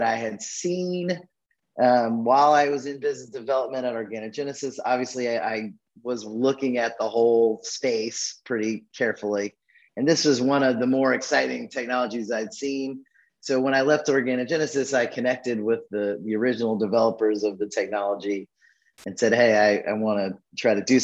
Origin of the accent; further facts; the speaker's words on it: Birmingham, Alabama, United States; I'm an Alabama boy. I was born in Birmingham, Alabama, and I'm actually, after some circuitous paths, still sitting here in Birmingham, Alabama today